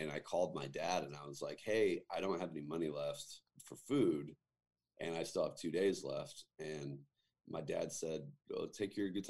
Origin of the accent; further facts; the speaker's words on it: Northwest, United States; So I grew up in the Northwest, was born 9 months after Mount St. Helens erupted to a musician and a waitress who were both married to other people at the time.